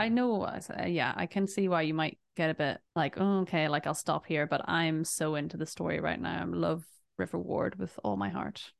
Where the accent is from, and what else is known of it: England, United Kingdom; born or raised there